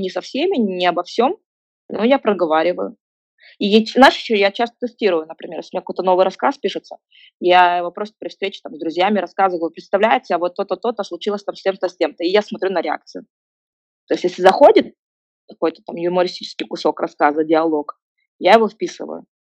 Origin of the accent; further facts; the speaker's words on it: Kazakhstan; moved away; я была одиннадцатая казашка в русско-, в русско-, в русскоязычном дворе